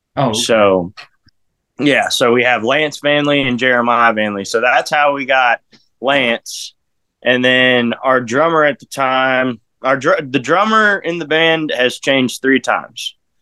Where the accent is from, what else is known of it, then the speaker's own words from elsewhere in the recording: Odessa, Texas, United States; also born or lived in Harlingen, Texas / Orange County, California; I moved to Odessa, West Texas, where I'm I claim to be from. I've lived there for like 22 years